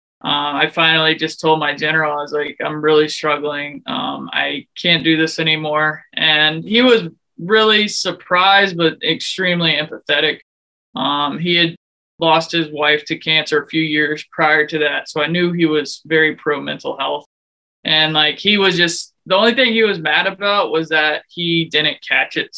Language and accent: English; Houston, Texas, United States; moved away as an adult; also born or lived in West Point, New York / Germany / Alaska; now in Silver Spring, United States; I came from Houston, Texas, but now I live in Silver Spring, Maryland